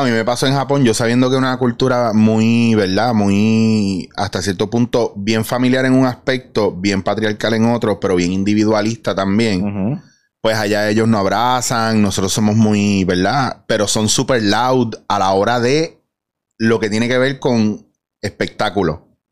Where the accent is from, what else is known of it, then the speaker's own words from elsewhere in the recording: Puerto Rico; como puertorriqueños que somos